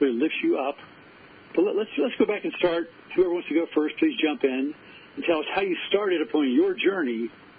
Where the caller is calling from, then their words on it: Cortez, Colorado, United States; I'm calling in from Cortez, Colorado, which, as you know, is right next to Mesa Verde